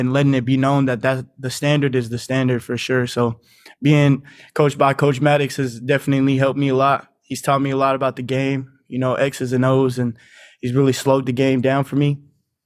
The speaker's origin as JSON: {"language": "English", "town": "Reno", "region": "Nevada", "country": "United States", "tie": "born or raised there", "moved": "as an adult", "lives_now": "San Diego, United States", "said": "I was born and raised in Reno, Nevada. That's where my hometown is."}